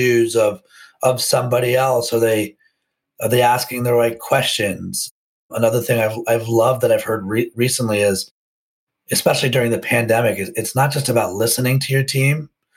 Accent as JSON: {"language": "English", "town": "Potomac", "region": "Maryland", "country": "United States", "tie": "born or raised there", "said": "I grew up outside of Washington, D.C. in Potomac, Maryland."}